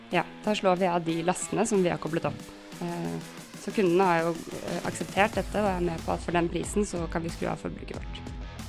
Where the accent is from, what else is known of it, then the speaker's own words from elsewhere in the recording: Oslo, Norway; also born or lived in Trondheim; Jeg er, eh, jeg er, fra Oslo eh, og bor i Oslo.